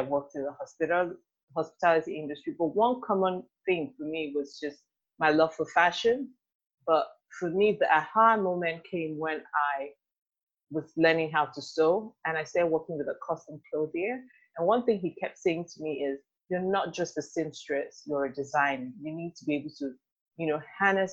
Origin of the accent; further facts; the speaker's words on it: Nigeria; moved away as an adult; also born or lived in United Kingdom; now in Houston, United States; I'm Nigerian.